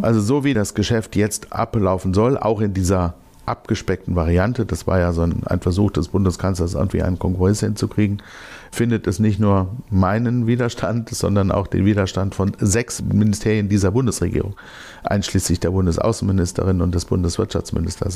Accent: Germany; Wir als Deutsche

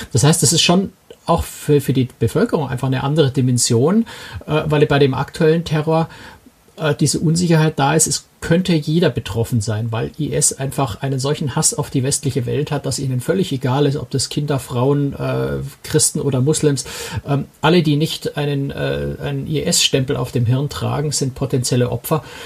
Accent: Germany; als Deutsche

